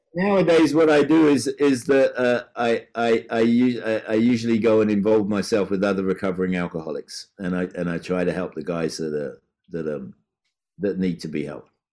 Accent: Brighton, South East England, United Kingdom; moved away; my hometown in Brighton.

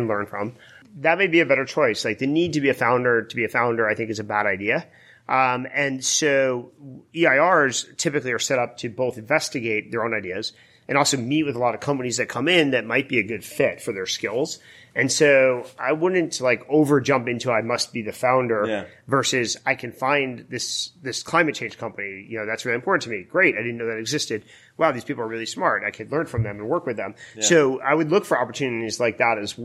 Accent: East Coast, United States; moved away as an adult; now in California, United States; I grew up on the East Coast where nobody's mellow.

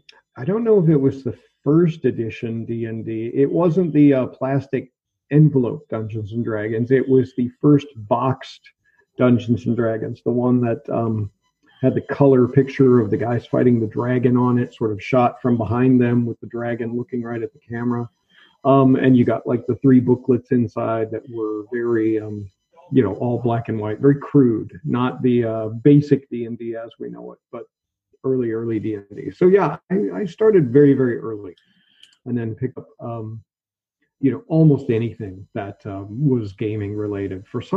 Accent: Pacific Northwest, United States; moved away as an adult; also born or lived in Oregon / Washington / Wisconsin / Salt Lake City; now in Berlin, Germany; I was born in Oregon State in the United States and grew up throughout the Pacific Northwest. My father moved us around a lot, so I lived in Oregon, Washington, Wisconsin for a brief period, a little bit of time in Salt Lake City, Utah.

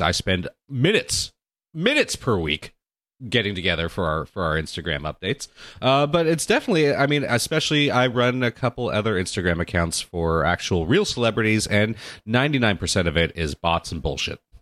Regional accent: Orange County, California, United States; also born or lived in Los Angeles, United States; I grew up in Orange County and then Southern California and Los Angeles in my life

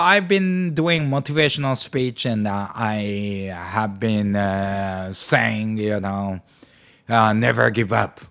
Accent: Amakusa, Kumamoto, Japan; moved away; in Amakusa, the, my hometown in Kyushu

